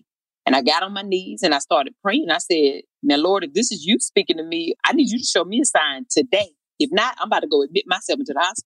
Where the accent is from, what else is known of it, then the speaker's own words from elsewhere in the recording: Eden, North Carolina, United States; moved away as an adult; I was back in my hometown of Eden.